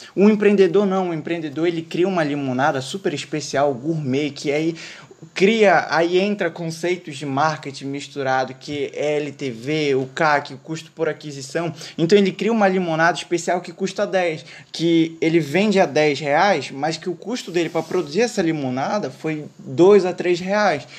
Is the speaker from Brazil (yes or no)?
yes; North Region, Brazil; aqui no norte, que a gente é do norte